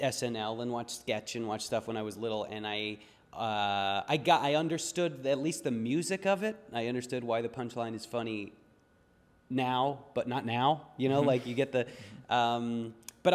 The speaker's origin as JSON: {"language": "English", "town": "Deerfield", "region": "Illinois", "country": "United States", "tie": "born or raised there", "also_born_or_lived": "Baltimore, Maryland / Denver, Colorado", "moved": "yes", "lives_now": "Los Angeles, United States", "said": "I was born in Baltimore. I grew up in the North Shore suburbs of Chicago, a place called Deerfield."}